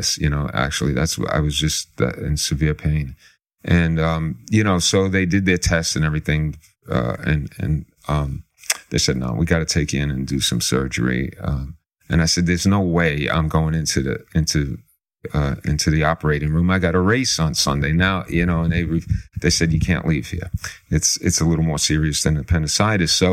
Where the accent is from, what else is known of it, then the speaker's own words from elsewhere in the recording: New York City, New York, United States; I grew up in the Bronx.